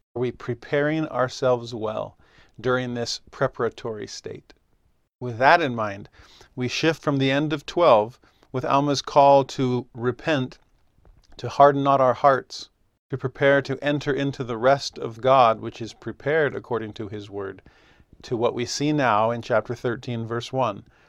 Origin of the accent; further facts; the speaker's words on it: Southern California, United States; moved away as an adult; also born or lived in Puerto Rico / Nashville, Tennessee; I grew up in Southern California